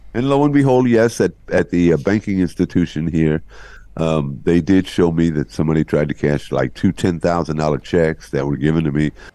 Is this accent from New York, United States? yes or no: yes; New York City, New York, United States; moved away; also born or lived in Columbus, Ohio; New York, where I was born and raised in Brooklyn